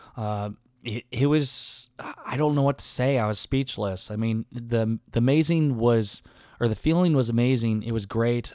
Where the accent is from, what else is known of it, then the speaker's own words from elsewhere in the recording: Garnavillo, Iowa, United States; moved away; my hometown of Garnavillo, Iowa.